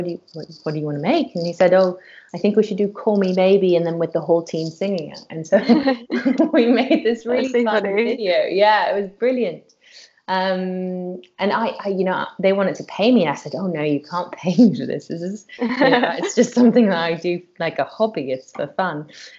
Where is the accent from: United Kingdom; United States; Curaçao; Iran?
Curaçao; So I'm actually from a Dutch island in the Caribbean called Curaçao, which is really far away. My mum's from there too. I was born there, and my family from my mum's side has been there for about 300 years.